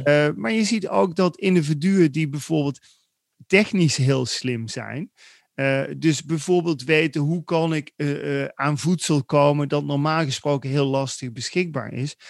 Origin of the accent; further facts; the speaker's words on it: Netherlands; wij zijn een beetje opgegroeid als Nederlanders